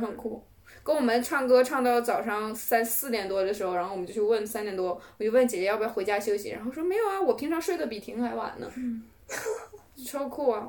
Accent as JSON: {"language": "Chinese", "region": "Northeast China", "country": "China", "said": "我东北人"}